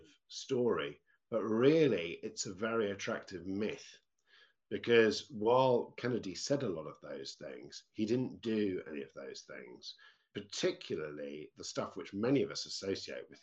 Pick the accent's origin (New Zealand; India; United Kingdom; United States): United Kingdom; As a British person